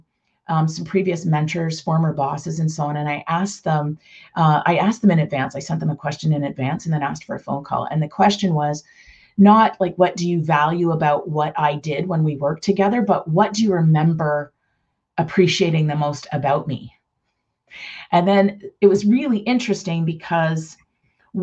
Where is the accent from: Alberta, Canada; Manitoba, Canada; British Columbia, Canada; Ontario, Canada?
Ontario, Canada; Toronto; now in Mississauga, Canada; I grew up in Toronto proper